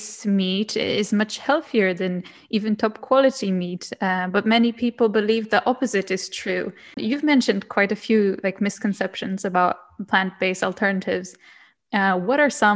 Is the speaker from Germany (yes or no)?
no; Poland; I'm from Poland, so Polish culture.